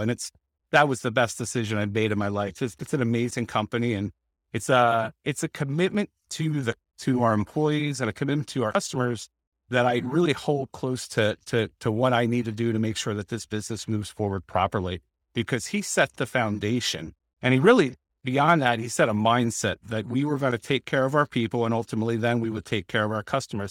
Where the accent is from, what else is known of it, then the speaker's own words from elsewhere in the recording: Lancaster, Pennsylvania, United States; now in Penn Valley, United States; I'm from Lancaster, Pennsylvania